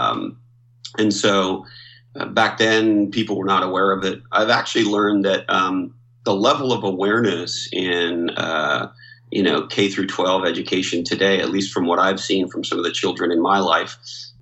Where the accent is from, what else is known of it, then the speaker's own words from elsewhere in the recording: Montreal, Quebec, Canada; I grew up in Montreal, Canada